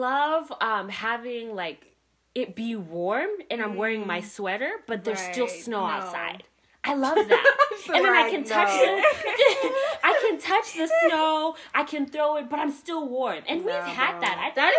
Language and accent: English; Canada; As a Canadian.